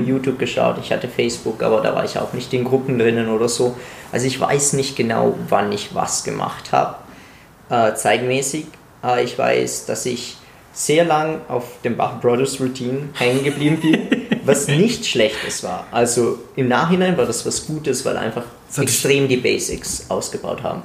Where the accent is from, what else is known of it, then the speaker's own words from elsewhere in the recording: Italy; moved away; ich komme aus Italien